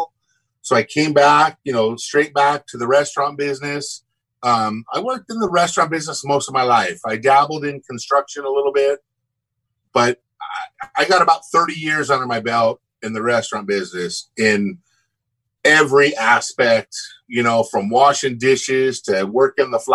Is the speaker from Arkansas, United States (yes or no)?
no; Huntington Beach, California, United States; I grew up in Southern California, Huntington Beach